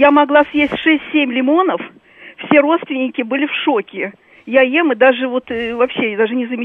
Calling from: Moscow, Russia; из Москвы.

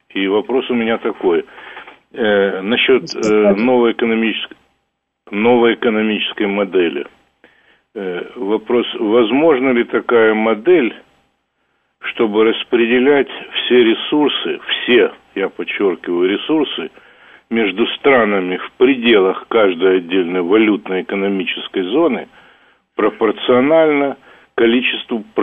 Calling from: United States; Я из Штатов звоню.

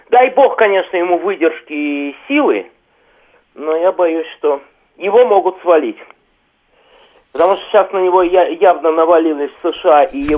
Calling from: Moscow, Russia; я из Москвы.

